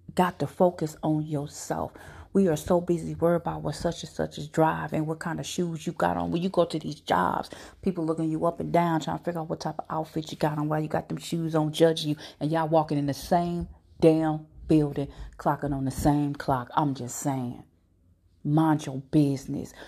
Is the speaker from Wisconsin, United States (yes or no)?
no; Phoenix, Arizona, United States; also born or lived in Houston, Texas; now in St. Louis, United States; I was born here, but I was raised in Phoenix, okay? I also lived in Houston